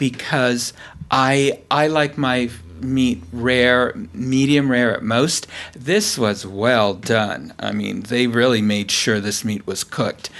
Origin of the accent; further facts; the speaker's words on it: California, United States; I'm from California, so I'm used to fresh seafood